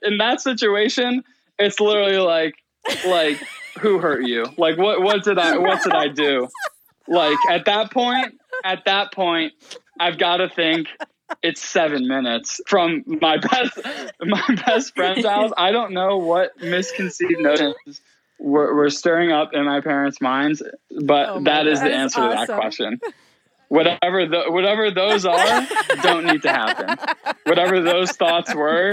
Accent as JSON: {"language": "English", "town": "Shaker Heights", "region": "Ohio", "country": "United States", "tie": "born or raised there", "said": "my best friend, you know, growing up in Shaker"}